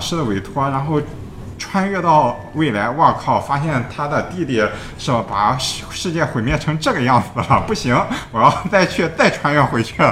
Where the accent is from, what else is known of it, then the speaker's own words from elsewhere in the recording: China; 我们中国人